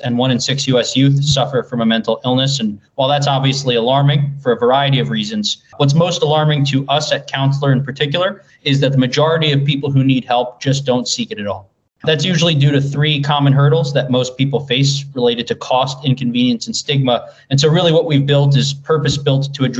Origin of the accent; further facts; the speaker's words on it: Dix Hills, New York, United States; I am from Dix Hills originally